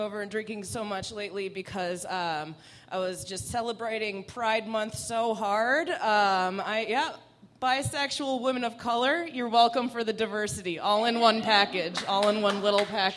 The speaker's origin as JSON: {"language": "English", "country": "Iran", "first_language": "Persian", "second_language": "English", "moved": "yes", "said": "A Middle Eastern, Iranian specifically, Farsi was my first language"}